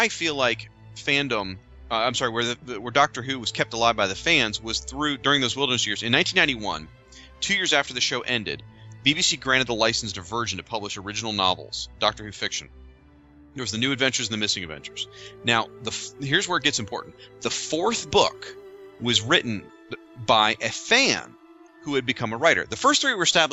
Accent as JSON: {"language": "English", "country": "United States", "said": "the three of us, we're from the United States."}